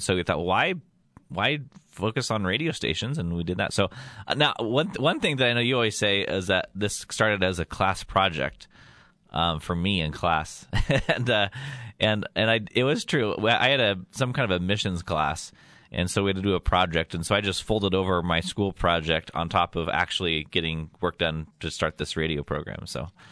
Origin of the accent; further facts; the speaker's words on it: Yuma, Colorado, United States; moved away; I was doing a little radio show in my hometown of, um, Yuma, Colorado